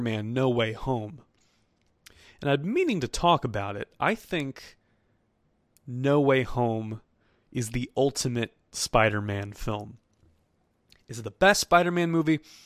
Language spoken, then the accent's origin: English; Chesterfield, Missouri, United States; my hometown of Chesterfield, Missouri